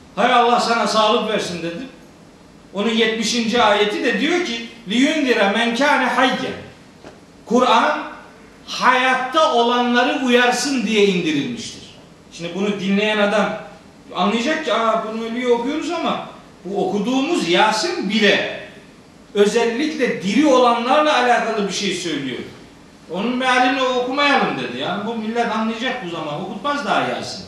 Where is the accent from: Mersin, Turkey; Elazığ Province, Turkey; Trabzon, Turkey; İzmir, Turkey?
Trabzon, Turkey; Ben Trabzonluyum